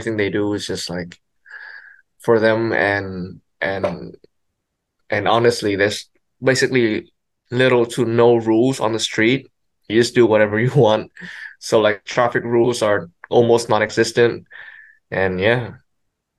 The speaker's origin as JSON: {"language": "English", "region": "Hanoi", "country": "Vietnam", "second_language": "English", "moved": "yes", "lives_now": "Taiwan", "said": "me and … are both from the north, Hanoi specifically"}